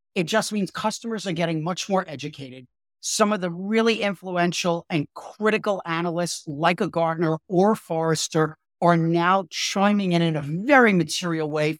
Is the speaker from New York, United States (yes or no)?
yes; New York, United States; also born or lived in Brooklyn; I grew up in, in New York and, and I was born in Brooklyn